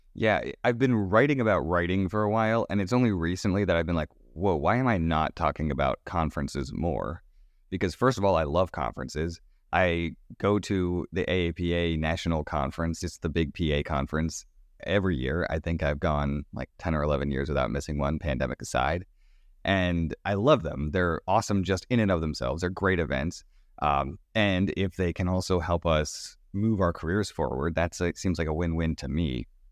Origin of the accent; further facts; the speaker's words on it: Sanford, Florida, United States; moved away; my hometown, uh, of Sanford, Florida